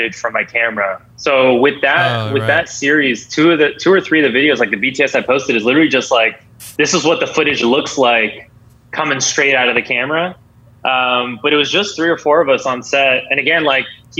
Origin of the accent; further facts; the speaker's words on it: Boston, Massachusetts, United States; I'm from Boston